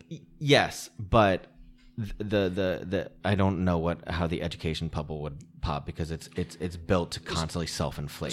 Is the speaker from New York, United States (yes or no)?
no; Connecticut, United States; now in Los Angeles, United States; I grew up in Connecticut